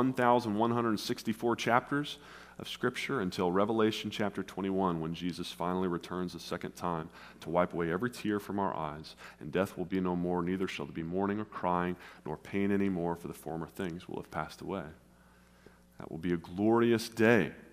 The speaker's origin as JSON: {"language": "English", "region": "West Tennessee", "country": "United States", "tie": "born or raised there", "also_born_or_lived": "South Carolina / Nashville, Tennessee / northern Indiana", "moved": "as an adult", "lives_now": "St. Louis, United States", "said": "I grew up in West Tennessee"}